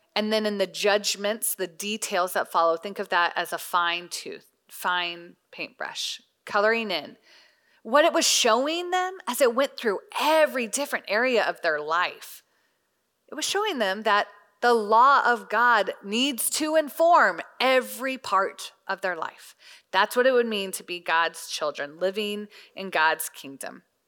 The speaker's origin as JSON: {"language": "English", "region": "the Bible Belt", "country": "United States", "tie": "born or raised there", "said": "I grew up in the Bible Belt"}